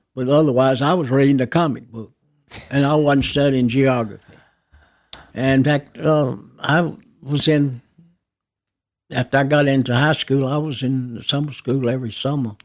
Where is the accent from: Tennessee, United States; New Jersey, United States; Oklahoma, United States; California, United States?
Tennessee, United States; Nashville; I was born in Baptist Hospital, But, uh, my parents lived on Pembroke Avenue in a home that's, uh, uh, still there today